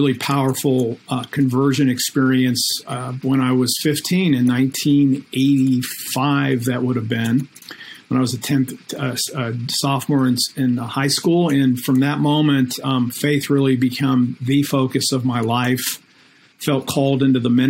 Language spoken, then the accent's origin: English; Akron, Ohio, United States; now in Orlando, United States; I am from Akron, Ohio.